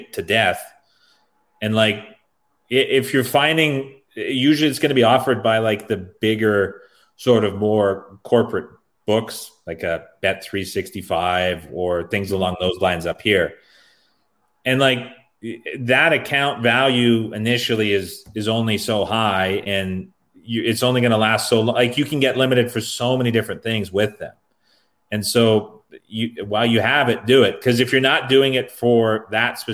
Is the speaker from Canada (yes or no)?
yes; Canada; I'm Canadian